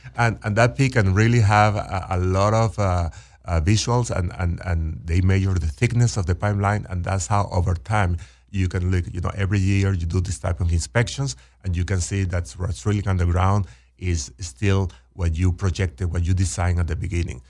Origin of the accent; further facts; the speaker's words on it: Venezuela; moved away as an adult; also born or lived in Texas; born and raised in Venezuela, went to, uh, college in, in Venezuela.